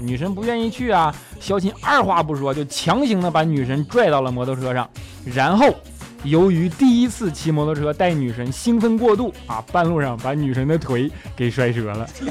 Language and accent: Chinese; northern China, China; now in Shanghai, China; 我是一个北方人啊，即便来了上海这么多年了